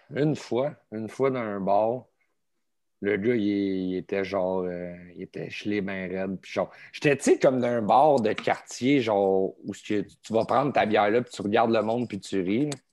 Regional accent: Laval, Quebec, Canada; now in Saint-Eustache, Canada; je suis né à Laval. À Laval, OK. Euh, à Saint-François

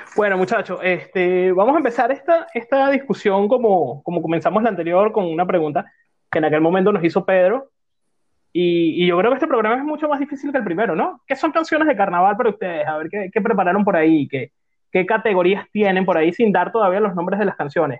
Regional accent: Venezuela; ya que somos venezolanos

